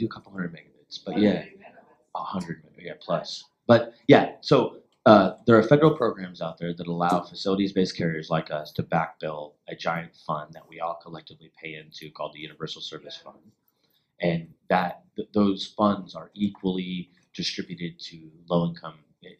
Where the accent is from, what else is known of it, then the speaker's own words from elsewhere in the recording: Alaska, United States; moved away as an adult; also born or lived in Munich, Germany / New York; now in Puerto Rico; I did network security and penetration testing in Munich, Germany for about a year and a half, and then I went and worked in New York, and I'm originally from Alaska.